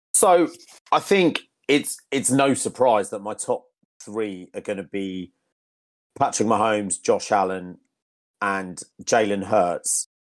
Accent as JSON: {"language": "English", "region": "Yorkshire and the Humber", "country": "United Kingdom", "tie": "born or raised there", "moved": "yes", "said": "I'm currently in Leeds, um, in Yorkshire. the county of my birth"}